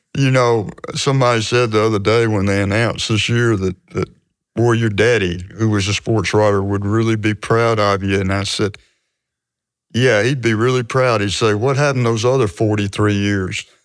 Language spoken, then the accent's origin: English; Hattiesburg, Mississippi, United States; I grew up in Hattiesburg, and the, the high schools were segregated